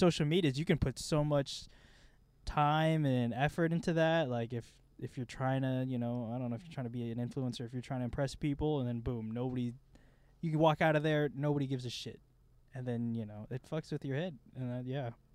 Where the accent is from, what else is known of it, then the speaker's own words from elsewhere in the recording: Midwest, United States; we're both dudes from the Midwest